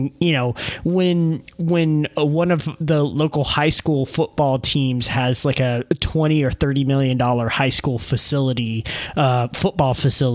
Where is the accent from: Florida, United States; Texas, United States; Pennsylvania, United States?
Texas, United States; growing up in Texas, I can point to Friday Night Lights as a movie that mm-hmm. kind of like feels mm-hmm. like my culture